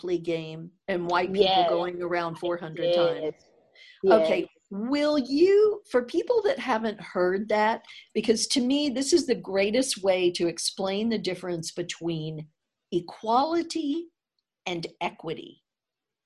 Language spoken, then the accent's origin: English; Deep South, United States; I grew up in the Deep South.